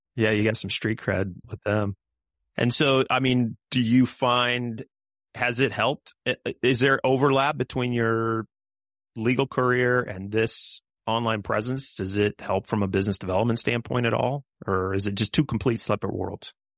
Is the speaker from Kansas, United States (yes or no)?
yes; Kansas, United States; growing up in Kansas